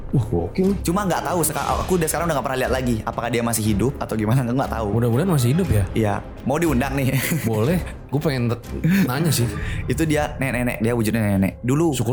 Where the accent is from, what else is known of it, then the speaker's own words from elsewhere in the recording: Bali, Indonesia; aku denger-dengar dari orang di sekitaran desa aku juga karena di Bali itu kan orangnya percaya banget sama yang kayak gitu-gitu